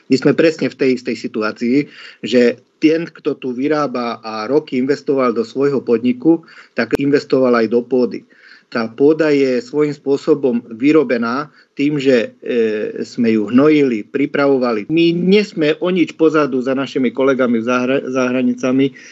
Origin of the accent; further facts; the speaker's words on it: eastern Slovakia, Košice Region, Slovakia; ja som z východu, kde zastupujem ten región v podstate Košického kraja